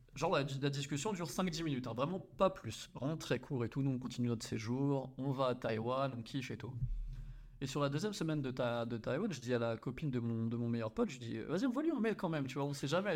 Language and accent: French; France; moved away as an adult; also born or lived in Australia / Hong Kong; on est français